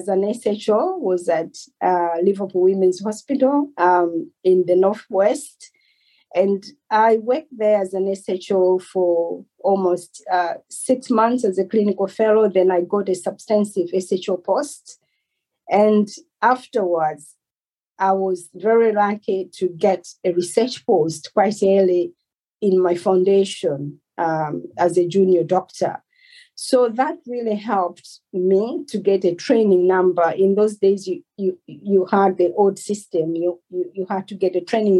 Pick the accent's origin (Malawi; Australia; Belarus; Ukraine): Malawi; moved away as an adult; also born or lived in Cape Town, South Africa; now in Surrey, United Kingdom; Originally, I'm from Malawi